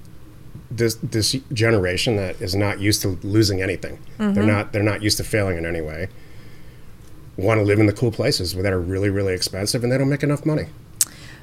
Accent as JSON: {"language": "English", "town": "Detroit", "region": "Michigan", "country": "United States", "moved": "yes", "said": "I'm from Detroit"}